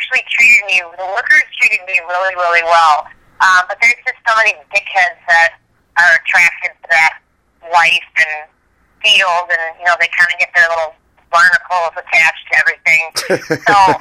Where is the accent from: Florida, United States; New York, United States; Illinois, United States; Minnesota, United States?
Minnesota, United States; Minneapolis; moved away as an adult; also born or lived in Beverly Hills, California / Nashville, Tennessee; I grew up in Minneapolis, Minnesota